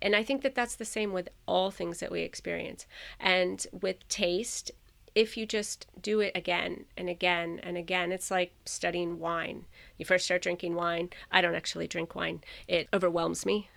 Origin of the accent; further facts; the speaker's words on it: Florida, United States; I grew up in Florida